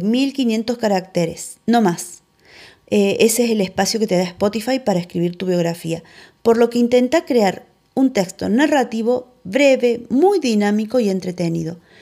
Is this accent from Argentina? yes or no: yes; Argentina; de Argentina